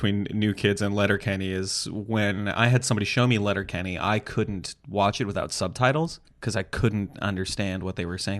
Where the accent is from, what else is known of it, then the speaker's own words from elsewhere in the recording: Amsterdam, North Holland, Netherlands; I grew up in Amsterdam, right. But I was raised by Canadian parents, mm-hmm. which is why my accent is so buttery smooth.